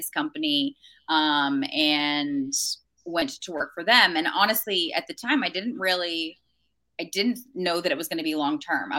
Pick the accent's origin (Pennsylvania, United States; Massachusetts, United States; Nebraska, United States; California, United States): California, United States; San Francisco Bay Area; now in Arizona, United States; So I'm originally from California. I'm from like the San Francisco Bay Area. But I haven't lived there in a long time